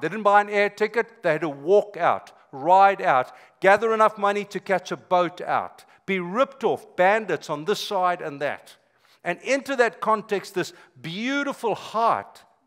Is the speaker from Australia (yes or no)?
no; South Africa; moved away as an adult; now in United States; I'm South African by birth, been here 25 years